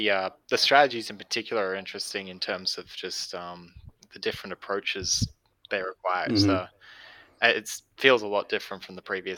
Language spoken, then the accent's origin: English; Australia; I am Australian, not New Zealand.